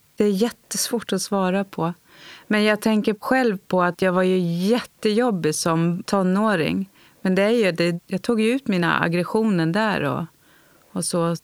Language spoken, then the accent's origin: Swedish; Tyresö, Stockholm County, Sweden; Jag är uppvuxen i Stockholm, i Tyresö